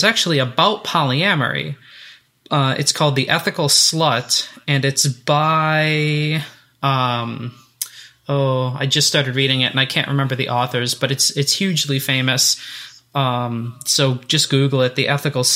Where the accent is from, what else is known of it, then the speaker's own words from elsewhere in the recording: United States; I'm an American